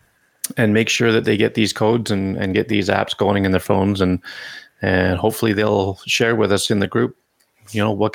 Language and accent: English; Canada; I'm Canadian